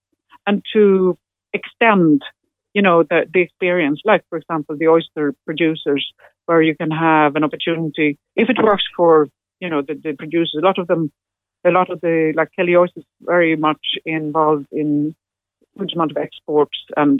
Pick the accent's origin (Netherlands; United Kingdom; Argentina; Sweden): Sweden; English is a second language; now in Ireland; when I came from Sweden back in the days, and came to, you know, when there's a huge amount of the traditional music was very much what I was looking for, and there was the Atlantic, and it was the West Coast I went